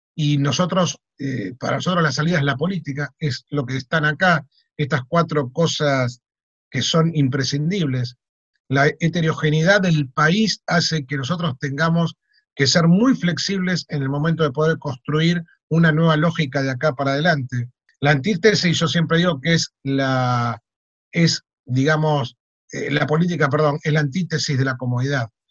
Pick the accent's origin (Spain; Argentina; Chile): Argentina; Buenos Aires; dicen que somos los porteños